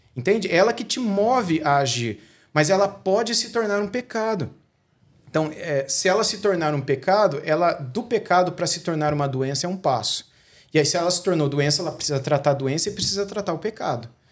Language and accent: Portuguese; interior of São Paulo, Brazil; also born or lived in Rio de Janeiro; a gente é daqui do interior de São Paulo